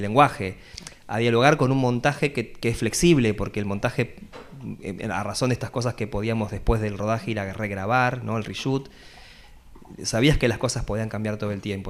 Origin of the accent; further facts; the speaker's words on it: Carmen de Patagones, Buenos Aires Province, Argentina; now in La Plata, Argentina; soy de, Patagones, de hecho con Javier hicimos el primario y el, secundario juntos